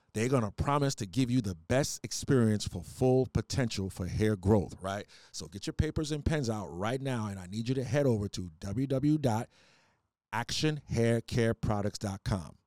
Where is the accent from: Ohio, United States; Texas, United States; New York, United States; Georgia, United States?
New York, United States; New York City; accent: island twang, a little Trinidad; also born or lived in Trinidad (parents); I'm from New York, though. Queens seven one eight